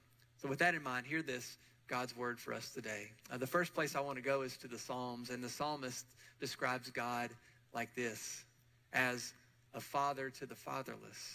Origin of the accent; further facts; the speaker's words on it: Murfreesboro, Tennessee, United States; I grew up here in Murfreesboro with both sets of grandparents